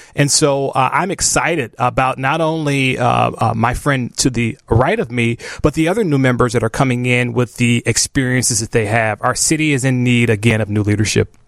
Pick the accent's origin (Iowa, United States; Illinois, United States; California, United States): Illinois, United States; Chicago; I grew up in Chatham, so I grew up in the city of Chicago